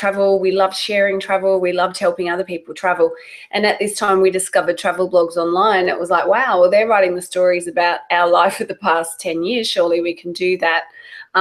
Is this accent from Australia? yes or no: yes; Australia; moved away as an adult; also born or lived in London; now in United States; I'm Australian